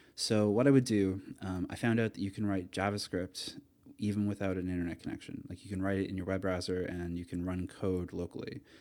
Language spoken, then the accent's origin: English; Atlantic Canada, Canada; moved away as an adult; also born or lived in Toronto / Amsterdam; I grew up in Atlanta, Canada. I went to university there